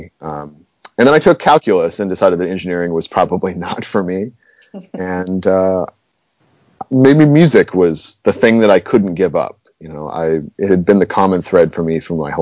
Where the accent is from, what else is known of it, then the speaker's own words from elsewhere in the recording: Denver, Colorado, United States; also born or lived in Knoxville, Tennessee; now in Baton Rouge, United States; I grew up in Denver